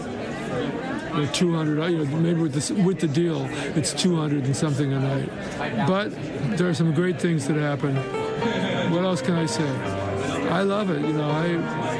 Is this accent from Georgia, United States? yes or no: no; Chicago, Illinois, United States; also born or lived in Laurentian Mountains, Quebec; now in Quebec, Canada; I'm originally from Chicago